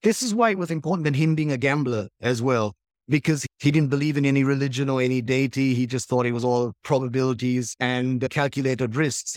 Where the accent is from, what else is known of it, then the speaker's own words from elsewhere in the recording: Sri Lanka; growing up in Sri Lankan chaos